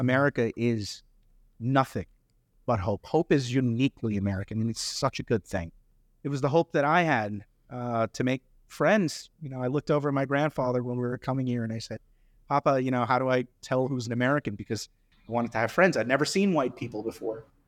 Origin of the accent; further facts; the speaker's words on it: India; now in United States; I grew up in India